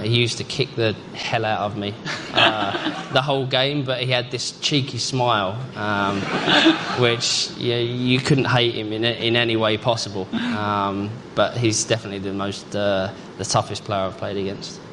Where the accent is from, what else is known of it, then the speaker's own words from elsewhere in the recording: England, United Kingdom; proud to be part of that as an Englishman